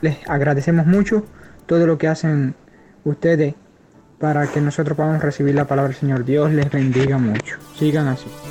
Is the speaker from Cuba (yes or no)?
yes; Santa Cruz del Sur, Camagüey, Cuba; Somos de aquí de Santa Cruz